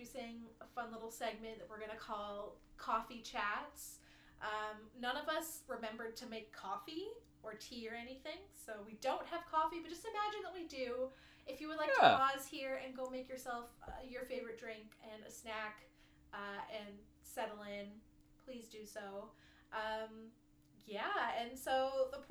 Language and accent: English; Canada; as a Canadian